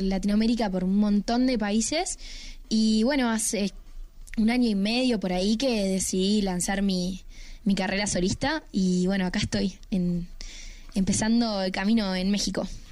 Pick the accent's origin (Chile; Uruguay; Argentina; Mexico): Uruguay; yo soy una cantante uruguaya